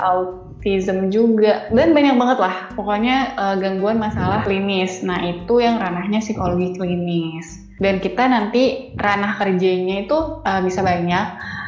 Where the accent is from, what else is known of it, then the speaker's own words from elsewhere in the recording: Pekanbaru, Riau, Indonesia; moved away as an adult; now in Solo, Indonesia; aku born and raised di Pekanbaru, jadi lahir dan besar di Pekanbaru